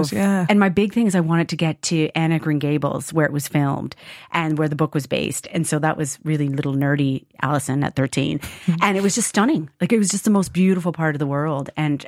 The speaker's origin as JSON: {"language": "English", "town": "Kingston", "region": "Ontario", "country": "Canada", "tie": "born or raised there", "lives_now": "Ireland", "said": "And I grew up in an area called Kingston, Ontario. I always call it a town when I'm in Ireland."}